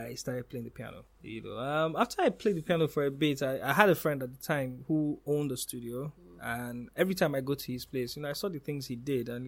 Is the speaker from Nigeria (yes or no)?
yes; Ondo, Nigeria; also born or lived in Abuja; now in Lagos, Nigeria; I'm from Ondo State